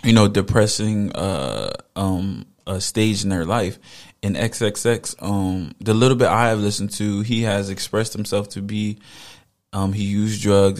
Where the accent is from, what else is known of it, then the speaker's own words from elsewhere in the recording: Camden, New Jersey, United States; I grew up in the hood. I grew up in Camden.